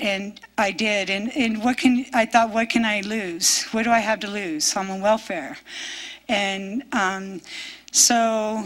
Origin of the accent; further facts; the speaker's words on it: California, United States; I'm from California